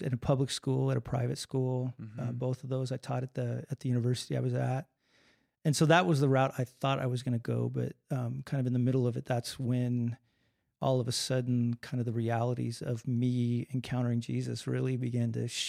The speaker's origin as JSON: {"language": "English", "region": "Colorado", "country": "United States", "tie": "born or raised there", "said": "No, actually, I was born in Colorado. I always have to change that. We moved when I was an infant. We were in the eastern plains of Colorado. But born and raised there."}